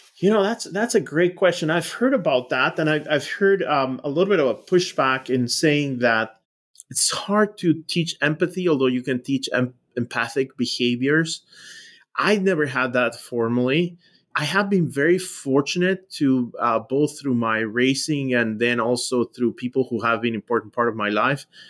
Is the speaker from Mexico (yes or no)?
yes; Mexico; moved away as an adult; now in United States; I grew up in Mexico